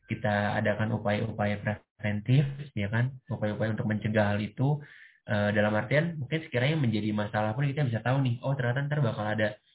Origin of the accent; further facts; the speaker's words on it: Jakarta, Indonesia; Aku dari Jakarta.